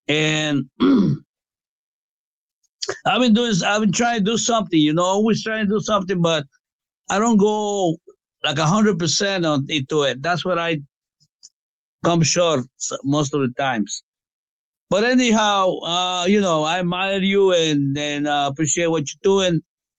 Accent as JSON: {"language": "English", "country": "Guatemala", "tie": "born or raised there", "moved": "yes", "lives_now": "Allentown, United States", "said": "I was born in Guatemala. That's the next country after Mexico."}